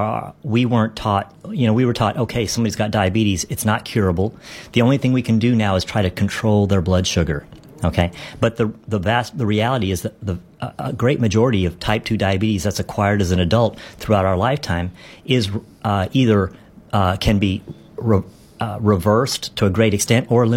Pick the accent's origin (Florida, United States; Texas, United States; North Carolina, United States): Texas, United States; Dallas; I love my hometown